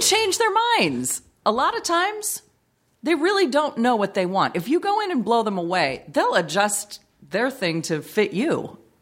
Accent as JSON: {"language": "English", "town": "Long Beach", "region": "California", "country": "United States", "tie": "born or raised there", "also_born_or_lived": "Bellflower, California", "said": "I was born in Bellflower, but I've lived in Long Beach my whole life."}